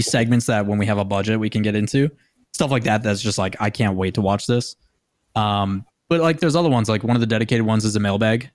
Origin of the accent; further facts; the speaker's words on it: Green Bay, Wisconsin, United States; I come from Green Bay, Wisconsin.